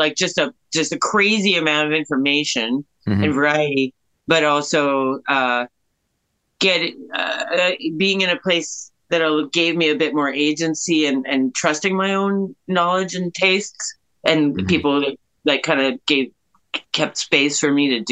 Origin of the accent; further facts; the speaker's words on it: Kitchener, Ontario, Canada; I grew up in Kitchener